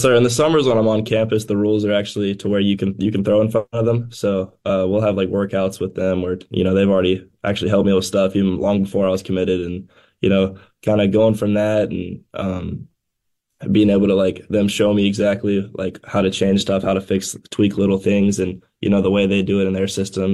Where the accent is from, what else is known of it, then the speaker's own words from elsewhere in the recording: Tennessee, United States; my home state